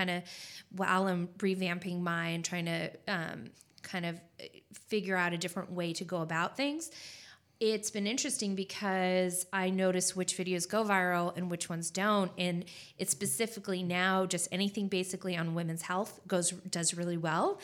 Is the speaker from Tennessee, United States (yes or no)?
no; California, United States; moved away as an adult; now in Spartanburg, United States; I'm originally from California